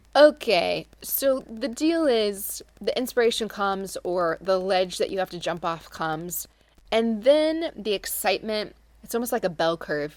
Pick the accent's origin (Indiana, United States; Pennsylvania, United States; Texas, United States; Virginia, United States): Indiana, United States; Carmel; all the way from Carmel, Indiana, which is my hometown